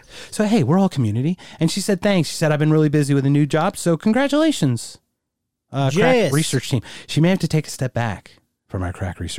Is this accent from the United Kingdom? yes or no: yes; United Kingdom; I'm British.